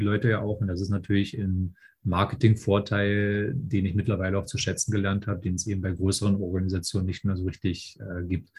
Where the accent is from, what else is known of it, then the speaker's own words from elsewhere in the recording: Raguhn, Saxony-Anhalt, Germany; moved away as an adult; now in Berlin, Germany; ich bin aus Berlin, äh, komme ursprünglich ähm, aus einem kleinen Ort namens Ragun in Sachsen-Anhalt, bin damals eigentlich fürs Studium hergezogen.